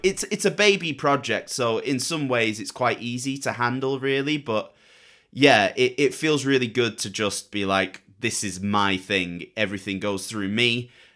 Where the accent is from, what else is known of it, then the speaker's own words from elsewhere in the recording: Manchester, North West England, United Kingdom; 'cause we're both from Manchester as well.